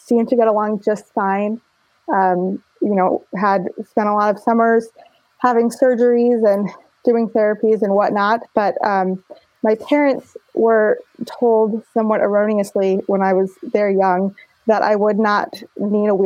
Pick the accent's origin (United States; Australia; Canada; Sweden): United States; Los Angeles, California; I was born and raised in Los Angeles